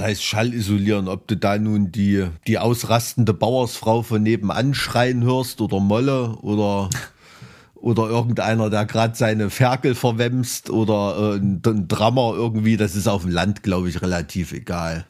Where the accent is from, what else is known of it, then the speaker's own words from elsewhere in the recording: Thuringia, Germany; als Thüringer dem Skilanglauf verpflichtet bin